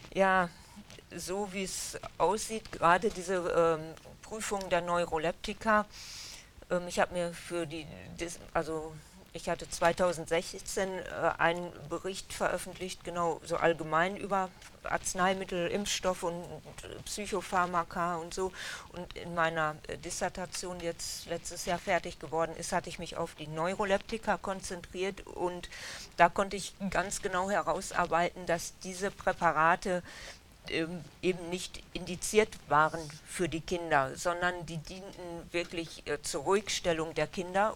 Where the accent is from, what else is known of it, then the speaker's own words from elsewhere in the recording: Dülmen, North Rhine-Westphalia, Germany; also born or lived in Essen; die meiste Zeit in Dülmen aufgewachsen